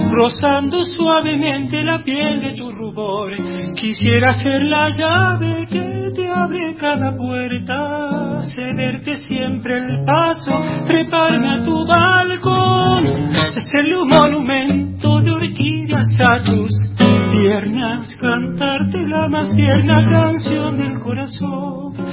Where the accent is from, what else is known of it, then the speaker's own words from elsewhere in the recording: Concarán, San Luis, Argentina; de Concarán, de Concarán San Luis.